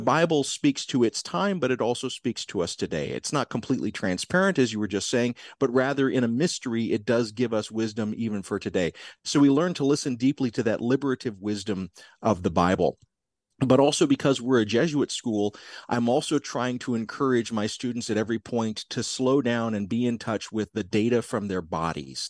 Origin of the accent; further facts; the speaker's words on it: South Georgia, United States; also born or lived in Tennessee; I grew up in South Georgia